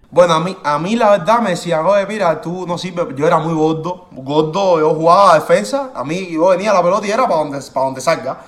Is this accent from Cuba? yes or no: yes; Cuba; moved away; yo soy de Cuba